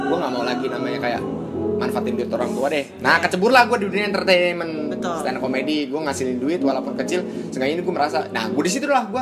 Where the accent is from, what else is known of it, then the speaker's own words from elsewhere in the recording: Pamulang, Banten, Indonesia; Gue anak Pamulang